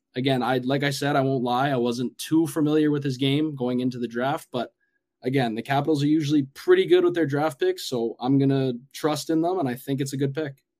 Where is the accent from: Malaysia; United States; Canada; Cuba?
Canada; Edmonton, Alberta; I'm from Edmonton